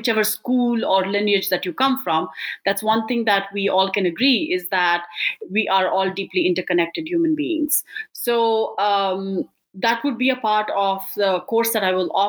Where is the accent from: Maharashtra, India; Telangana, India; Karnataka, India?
Karnataka, India; Bangalore; moved away; I'm an Indian immigrant from Bangalore, India.